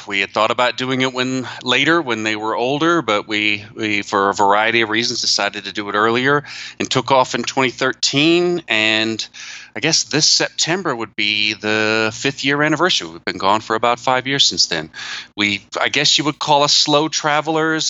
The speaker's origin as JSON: {"language": "English", "town": "Atlanta", "region": "Georgia", "country": "United States", "tie": "born or raised there", "also_born_or_lived": "Taiwan / Tokyo, Japan", "moved": "as an adult", "said": "I am uh, from the United States. I left my hometown of Atlanta"}